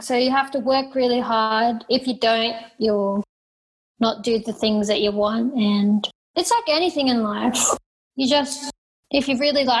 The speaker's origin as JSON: {"language": "English", "country": "Australia", "tie": "born or raised there", "lives_now": "Thailand", "said": "I live in Thailand. I'm from Australia. I grew up in a caravan traveling around Australia working shows."}